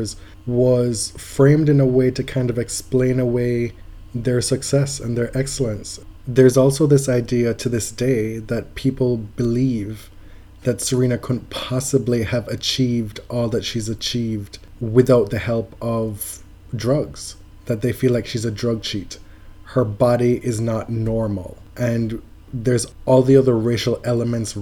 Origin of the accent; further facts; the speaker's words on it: Jamaica; moved away; also born or lived in United States; Me growing up and growing up in Jamaica, honesty was a huge, huge part of the social fabric, the texture of being a Jamaican